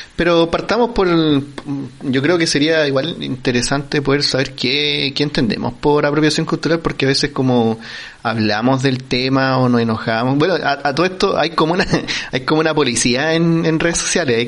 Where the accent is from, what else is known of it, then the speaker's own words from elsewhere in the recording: Chile; nosotros es como, el, chileno